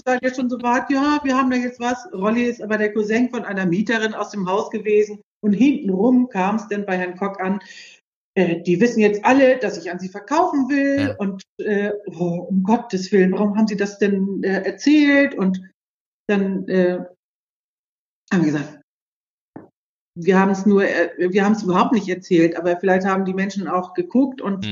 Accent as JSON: {"language": "German", "town": "Büdelsdorf", "region": "Schleswig-Holstein", "country": "Germany", "tie": "born or raised there", "said": "ich bin in Büdelsdorf groß geworden"}